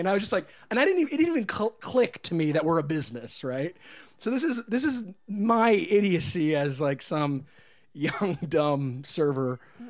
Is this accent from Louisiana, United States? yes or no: no; Martinsburg, West Virginia, United States; now in Los Angeles, United States; I'm from Martinsburg, West Virginia. Oh boy, I grew up a little girl there.